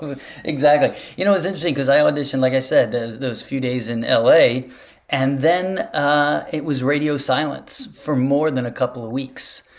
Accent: New York, United States; I was from New York

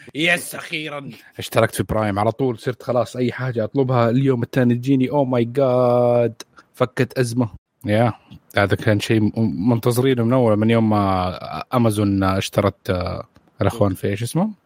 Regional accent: Saudi Arabia; عندنا في السعوديه

